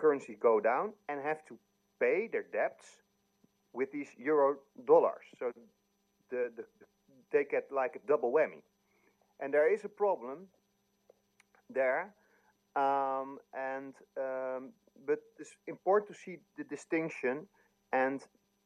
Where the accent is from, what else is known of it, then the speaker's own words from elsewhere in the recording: Netherlands; I'm from Holland